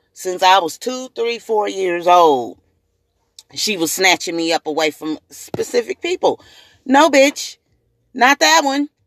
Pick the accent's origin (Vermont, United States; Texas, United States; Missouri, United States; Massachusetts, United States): Missouri, United States; Springfield; also born or lived in Jackson, Tennessee; I'm also native to Springfield, Missouri